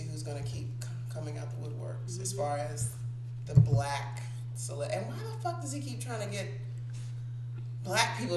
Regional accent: the South of the United States, United States; I was born and raised in the South of the United States of America.

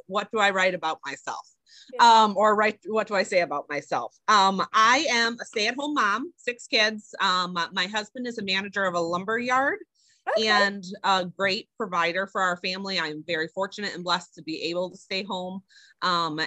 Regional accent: Illinois, United States; moved away as an adult; now in Wisconsin, United States; I'm from Illinois before

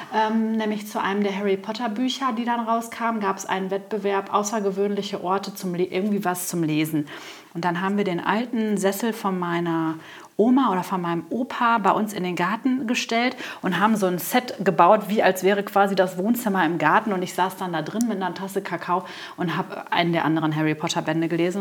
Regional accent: Coesfeld, North Rhine-Westphalia, Germany; Ich bin ja äh, zur Lamberti-Grundschule gegangen

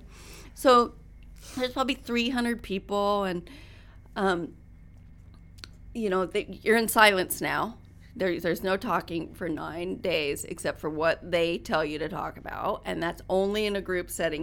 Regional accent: Reno, Nevada, United States; moved away as an adult; also born or lived in Washington / New Mexico / New York City; I grew up in Reno, so we had horses and motorcycle

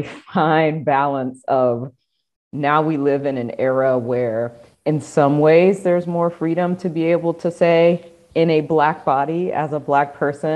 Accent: South Carolina, United States; I am a Black woman from the Deep South. I am from South Carolina.

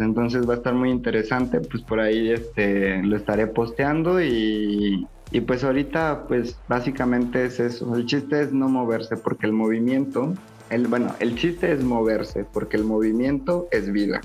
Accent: Guanajuato, Mexico; moved away as an adult; also born or lived in Puebla; regresar a Guanajuato, regresar a casa, a lo mejor si bien no a casa de mi mamá, pero tener un espacio más cerca de los míos

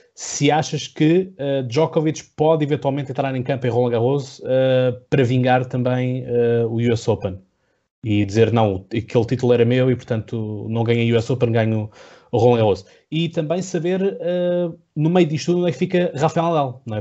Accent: Setúbal, Portugal; eu sou do Distrito de Setúbal

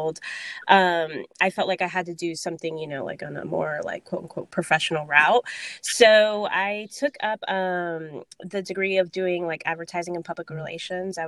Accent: Miami, Florida, United States; moved away as an adult; also born or lived in Orlando, Florida / Dominican Republic (descent); now in New York, United States; I was originally from Miami, Florida. So it was like, do I go back home to Miami

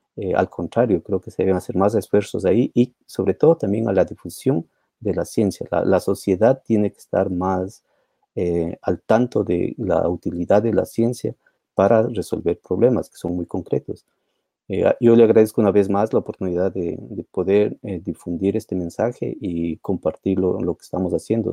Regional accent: Ecuador; moved away; yo soy ecuatoriano también

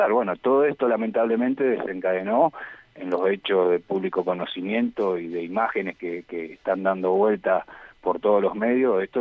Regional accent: Argentina; Todos somos ciudadanos argentinos que podemos tener libre pensamiento democrático y actuar en, en consecuencia.

